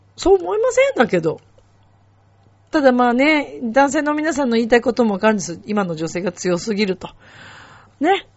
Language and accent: Japanese; Japan; 自分が日本で生まれて日本人だからここにいます